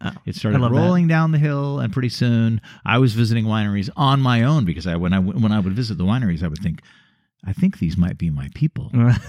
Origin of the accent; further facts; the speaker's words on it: United States; When you're growing and I'm American in my 20s.